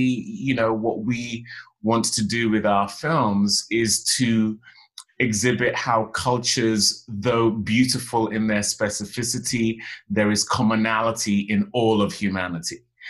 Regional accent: Western Nigeria, Nigeria; I'm from the Yoruba tribe in Nigeria, from Western Nigeria. It's funny, actually, because my mom was Igbo and my dad Yoruba. But, you know, and being from a traditional Nigerian family, you inherit your father's tribe.

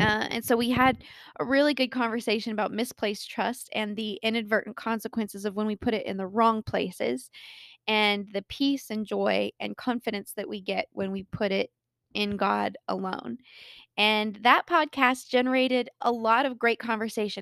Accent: Colorado, United States; born or raised there

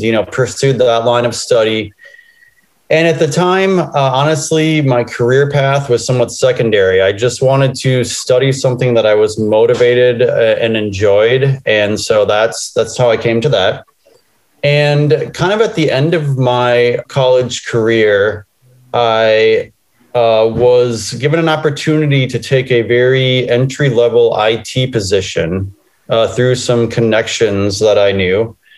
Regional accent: Minneapolis, Minnesota, United States; I grew up in Minneapolis, Minnesota, I went to the University of Minnesota

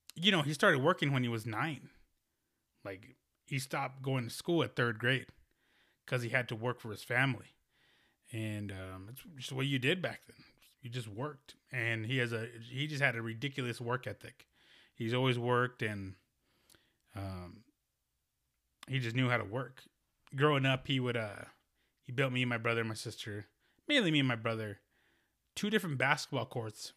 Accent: United States; born or raised there

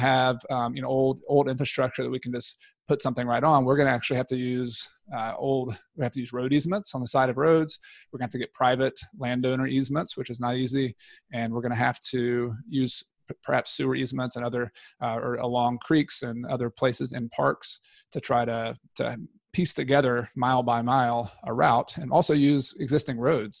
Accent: Newnan, Georgia, United States; moved away as an adult; now in Clemson, United States; I'm from Noonan, Georgia, originally, right outside of Atlanta

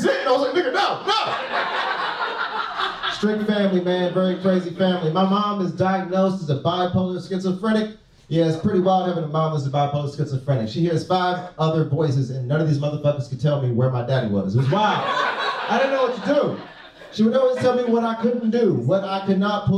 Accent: Los Angeles, California, United States; moved away as an adult; now in San Diego, United States; I was raised in South Central Los Angeles

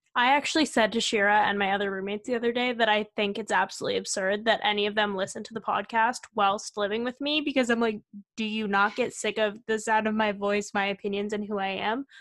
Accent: California, United States; moved away as an adult; now in Madison, United States; we are both from California

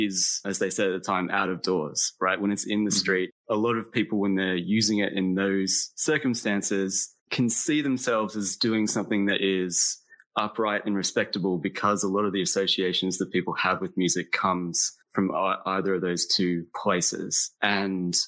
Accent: Australia; also born or lived in Texas, United States; I was born in Texas. But I left the United States when I was 8 years old and moved to Australia. So I grew up in Australia, like as the American kid.

